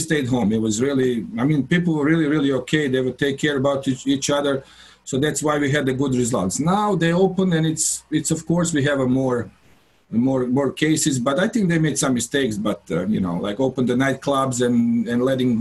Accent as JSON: {"language": "English", "town": "Karlovac", "region": "Karlovac County", "country": "Croatia", "tie": "born or raised there", "said": "the Karlovac, my hometown team"}